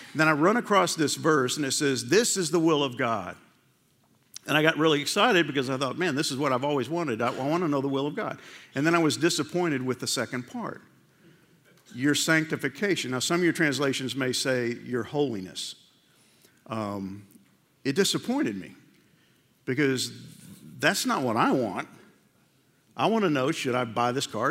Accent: New York, United States; I grew up in New York

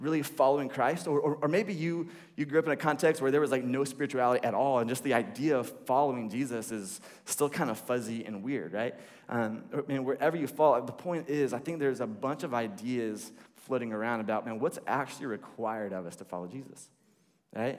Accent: the Bible Belt, the South, United States; I grew up here in the Bible Belt

